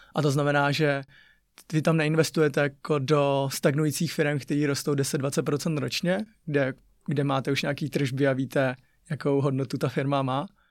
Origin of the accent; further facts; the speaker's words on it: Ústí nad Labem, Ústí nad Labem Region, Czechia; Czech is a second language; moved away; My jsme vyrůstali v Ústí mm-hmm. a tak a měli jsme ještě chůvu, tak a to jsme bydlela na sídlišti Neštěmice